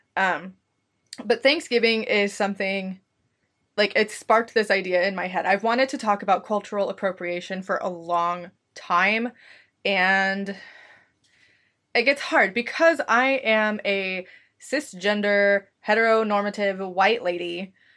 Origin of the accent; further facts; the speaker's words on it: United States; I am from the United States